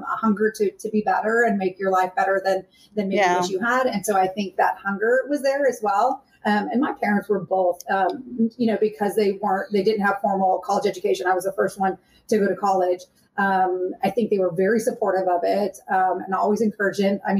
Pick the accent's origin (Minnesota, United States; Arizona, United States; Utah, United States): Arizona, United States; moved away; I'm from Arizona